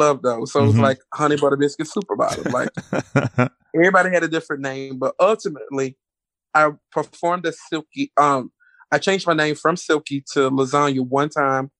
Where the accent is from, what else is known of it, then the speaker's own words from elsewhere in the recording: Moss Point, Mississippi, United States; moved away; I was from Moss Point, Mississippi